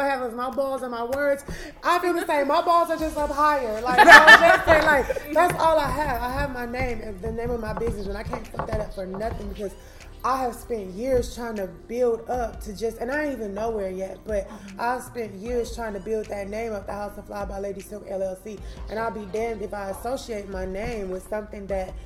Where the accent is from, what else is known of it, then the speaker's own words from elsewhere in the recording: Gaston, Alabama, United States; now in Cleveland, United States; I grew up in Gaston, Alabama